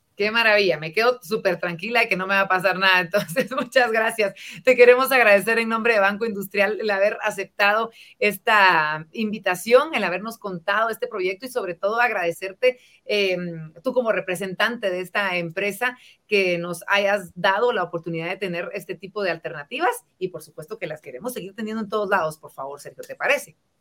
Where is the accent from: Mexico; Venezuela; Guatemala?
Guatemala; nosotros como guatemaltecos